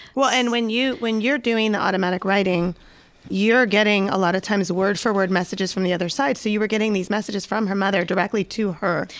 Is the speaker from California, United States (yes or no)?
yes; Los Angeles, California, United States; accent: Valley Girl; I'm from the San Fernando Valley, so you may hear a little Valley Girl accent that comes out accidentally.